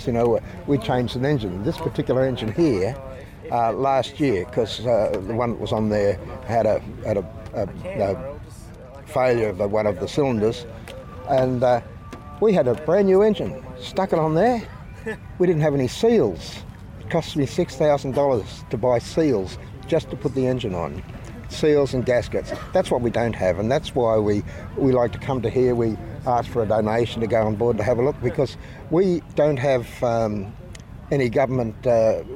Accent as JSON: {"language": "English", "country": "Australia", "accent": "Australian", "said": "it was an Australian voice, you know, I'm not an American voice"}